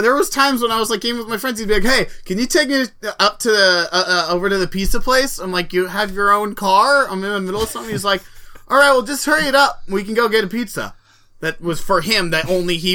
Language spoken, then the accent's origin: English; Portland, Oregon, United States; moved away; I was from Portland